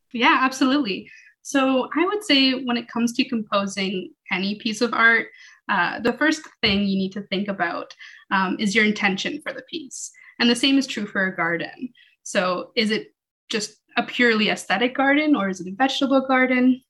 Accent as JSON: {"language": "English", "town": "Toronto", "region": "Ontario", "country": "Canada", "tie": "born or raised there", "moved": "yes", "said": "I was born in Toronto"}